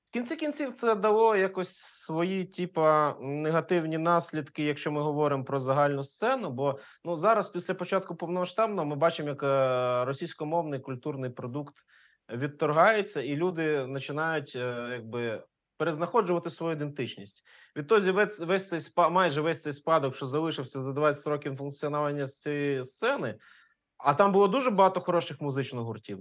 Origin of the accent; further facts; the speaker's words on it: Ukraine; first language Russian; Ukrainian is a second language; я з російськомовної родини українською вивчив тільки в першому класі школи